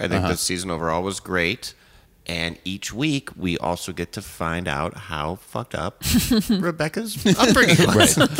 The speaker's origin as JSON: {"language": "English", "town": "Evanston", "region": "Illinois", "country": "United States", "said": "I'm from Evanston"}